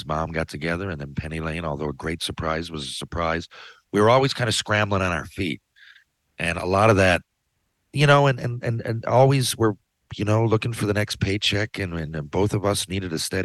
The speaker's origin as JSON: {"language": "English", "country": "Canada", "said": "I'm Canadian."}